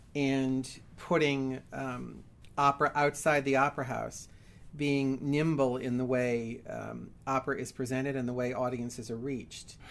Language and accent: English; New York City, New York, United States; I'm actually born in New York City